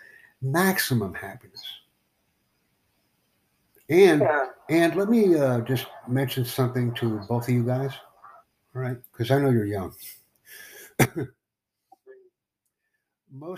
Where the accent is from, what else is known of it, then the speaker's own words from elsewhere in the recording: United States; I'm from the United States